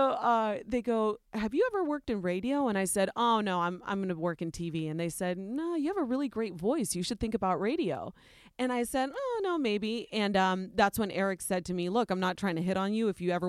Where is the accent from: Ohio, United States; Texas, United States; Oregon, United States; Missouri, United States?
Ohio, United States; well, yeah, I was born and raised in Ohio. They said, but you're Spanish? And I was like, well, actually, no, I'm not Spanish. I'm Nicaraguan.